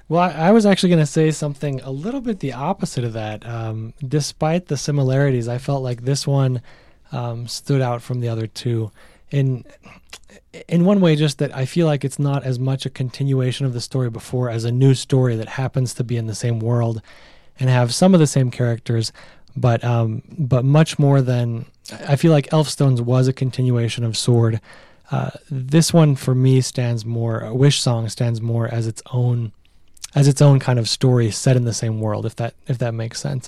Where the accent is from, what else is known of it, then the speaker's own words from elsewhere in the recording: Nevada, United States; Who has actually never been to Reno, even though I am from Nevada